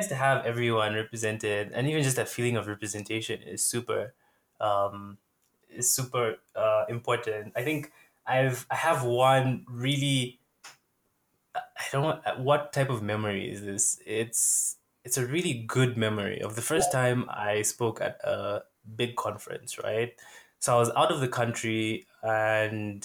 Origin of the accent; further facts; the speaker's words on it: Zambia; I'm from Zambia